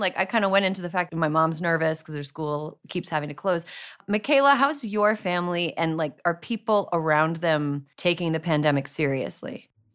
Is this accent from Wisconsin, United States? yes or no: yes; Wisconsin, United States; moved away; I'm from Wisconsin. My home state of Wisconsin